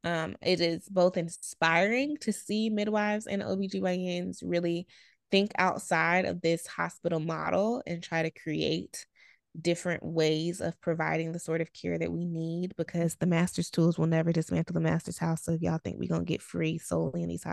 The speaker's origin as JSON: {"language": "English", "region": "Alabama", "country": "United States", "said": "we're from Alabama"}